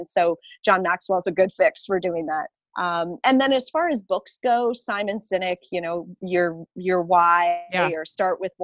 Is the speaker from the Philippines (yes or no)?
no; Canada; I'm Canadian